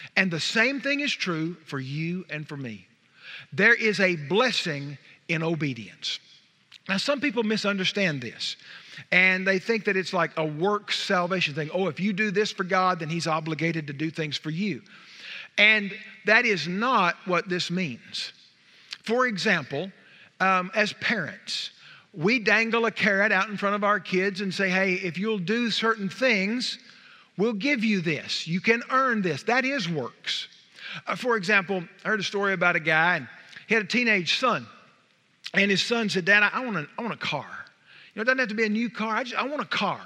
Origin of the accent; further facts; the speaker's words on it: Wichita Falls, Texas, United States; We're from Wichita Falls